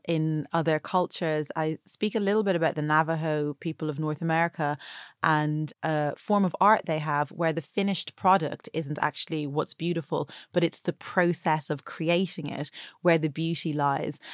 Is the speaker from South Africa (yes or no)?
no; Dublin, Leinster, Ireland; also born or lived in Atlanta, Georgia, United States; the beauty culture and attitudes about bodies that I grew up with in Ireland